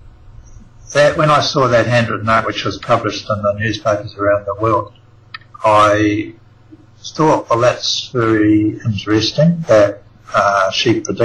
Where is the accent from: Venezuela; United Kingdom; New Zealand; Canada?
New Zealand; now in Australia; I'm actually a New Zealander. I was born in New Zealand